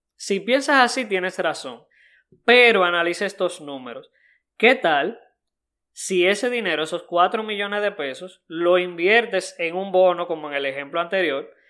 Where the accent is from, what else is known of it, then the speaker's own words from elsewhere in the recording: Dominican Republic; en mi país Punta Cana